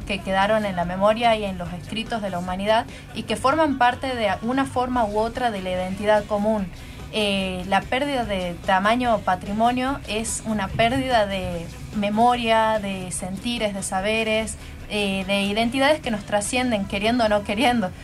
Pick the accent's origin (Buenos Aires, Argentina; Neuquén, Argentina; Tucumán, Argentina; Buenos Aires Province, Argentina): Tucumán, Argentina; nosotros como argentinos, como tucumanos